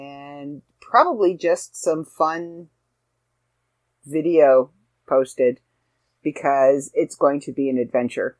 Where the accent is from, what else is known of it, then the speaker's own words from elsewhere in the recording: Canada; brethren in being Canadian